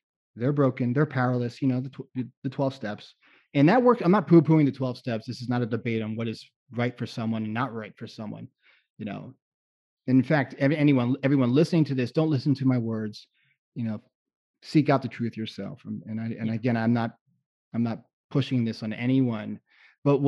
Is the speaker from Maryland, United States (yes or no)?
no; South Florida, United States; growing up in South Florida too, I spent time in my college years in South Florida.